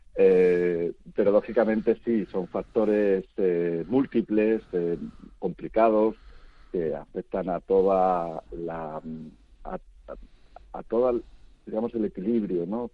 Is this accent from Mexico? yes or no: no; Spain; como el nuestro, como España